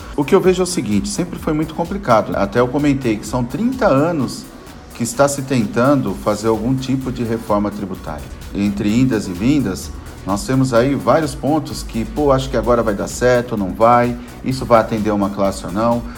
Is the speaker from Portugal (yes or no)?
no; Brazil; como um bom brasileiro